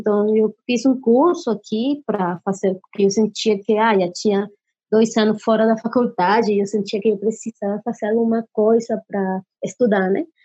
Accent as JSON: {"language": "Portuguese", "country": "Colombia", "second_language": "Portuguese", "lives_now": "Brazil", "said": "Café, que eu gosto do café, Colômbia e tal, que venho da Colômbia, o café é bom, aqui em Brasil também é bom café"}